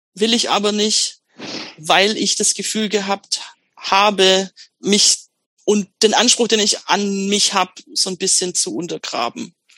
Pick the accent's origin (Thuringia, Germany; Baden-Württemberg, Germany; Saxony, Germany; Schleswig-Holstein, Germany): Baden-Württemberg, Germany; Swabia; accent: Swabian; now in Stuttgart, Germany; dass ich so mir das Schwäbisch abtrainiere